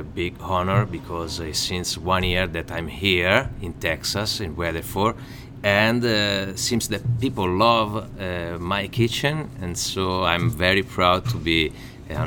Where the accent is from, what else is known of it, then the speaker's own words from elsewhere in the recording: Pisa, Tuscany, Italy; English is a second language; moved away as an adult; now in Fort Worth, United States; I'm from Pisa